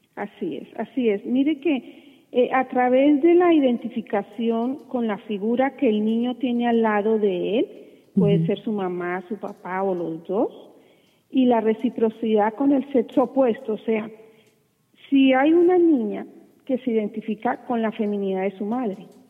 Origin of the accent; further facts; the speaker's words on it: Colombia; como dicen en, mi país, yo soy colombiana